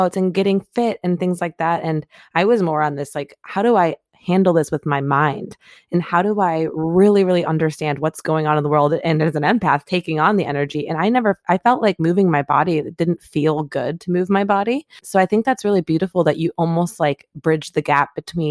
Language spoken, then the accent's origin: English; Michigan, United States; now in California, United States; I grew up in the Midwest